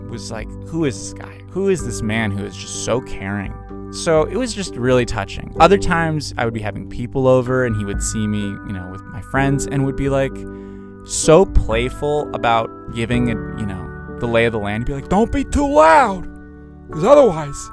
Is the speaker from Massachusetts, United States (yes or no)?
yes; Massachusetts, United States; moved away as an adult; now in Los Angeles, United States; I'm from Massachusetts originally and grew up there for the most part. Moved to Los Angeles two years ago